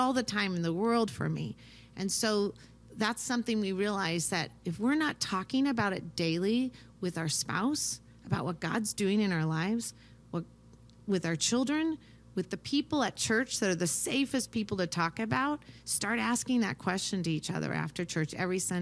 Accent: United States; also born or lived in Ukraine; we grew up here in America

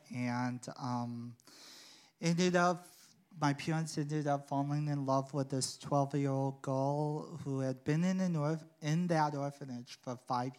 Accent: Sioux City, Iowa, United States; Yeah. It was very different. It was difficult living there. I wasn't like everyone else in my family. Being Korean, I wasn't colored skin like everyone else.

